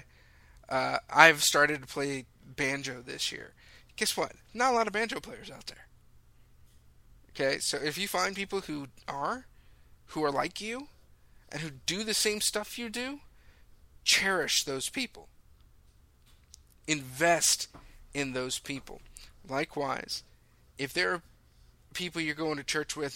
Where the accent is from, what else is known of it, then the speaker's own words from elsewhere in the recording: Lake Forest, California, United States; I grew up in the Saddleback Valley. I grew up in Lake Forest, where Saddleback Church is.